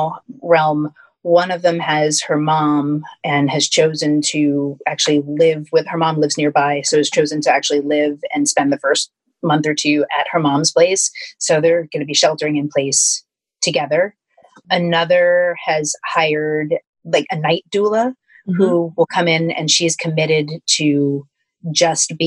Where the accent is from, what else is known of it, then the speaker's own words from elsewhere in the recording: New Jersey, United States; I grew up in New Jersey